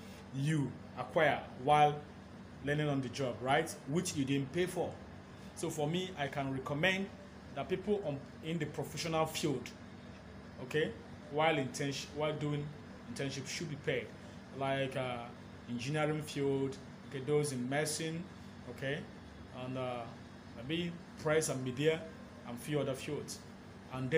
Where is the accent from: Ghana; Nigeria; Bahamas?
Nigeria; I am a Nigerian, a media personality